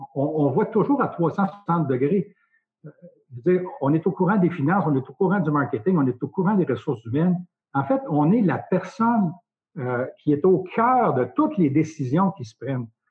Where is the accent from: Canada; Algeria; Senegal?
Canada; Nicolet, Quebec; also born or lived in Saskatchewan; je suis natif de Nicolette. Donc, Nicolette, c'est sur la rive sud, en face de Trois-Rivières